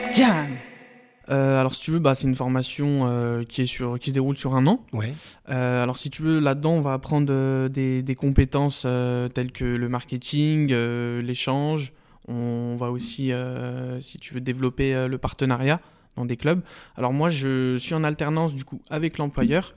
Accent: Saint-Genis-Laval, Auvergne-Rhône-Alpes, France; also born or lived in Pierre-Bénite; 100%, 100% Saint-Genois, donc voilà, j'ai passé toute, toute ma vie là-bas et encore aujourd'hui, j'y suis encore

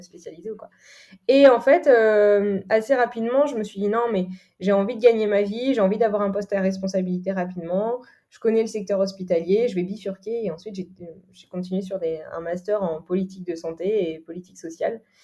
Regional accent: Normandy, France; je suis originaire de Normandie, là où j'ai grandi.

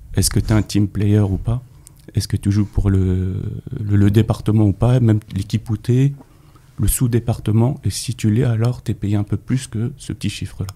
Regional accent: Paris, Île-de-France, France; also born or lived in Neuilly-sur-Marne; je suis né à Paris, au centre de Paris. Euh, j'ai vécu au centre de Paris

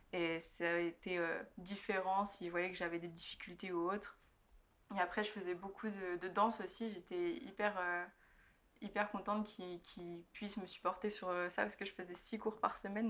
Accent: Burgundy, Bourgogne-Franche-Comté, France; moved away as an adult; now in London, United Kingdom; J'habite à Londres, mais je suis originaire de Bourgogne

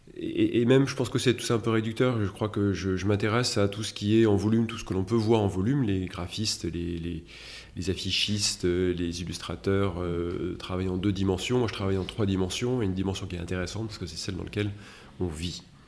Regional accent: Metz, Grand Est, France; je suis né à Metz

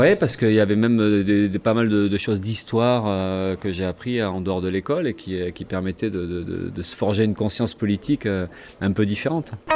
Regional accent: Gironde, Nouvelle-Aquitaine, France; born or raised there; also born or lived in Gagny / Villemomble / Le Blanc-Mesnil; now in Bordeaux, France

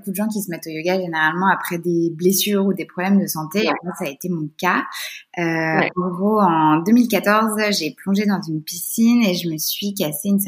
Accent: Brittany, France; moved away; Je suis bretonne

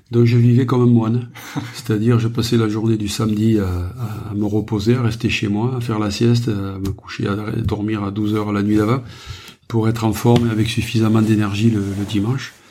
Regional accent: Occitania, France; Moi, je suis né dans les Corbières, donc euh, dès l'âge de 10 ans, mon père m'a mené faire mes premières vendanges.

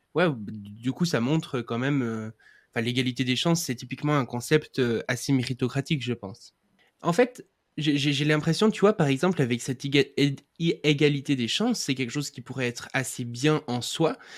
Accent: Switzerland; je suis suisse

